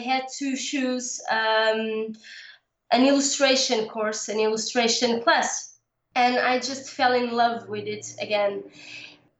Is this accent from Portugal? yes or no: yes; Portugal; also born or lived in Lisbon suburbs; I live in the suburbs of Lisbon. Lisbon is the capital of my country. I live in Portugal, Europe.